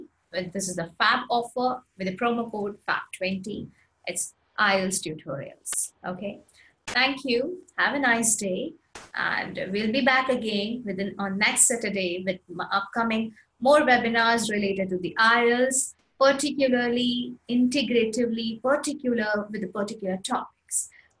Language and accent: English; Ahmedabad, Gujarat, India; English is a second language; like I am born and brought up in Ahmedabad. And talking about Ahmedabad is a beautiful city.